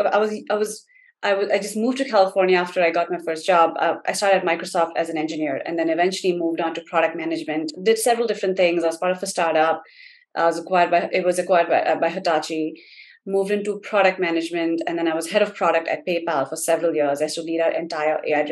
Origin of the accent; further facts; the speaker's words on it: India; moved away as an adult; now in United States; I grew up in India.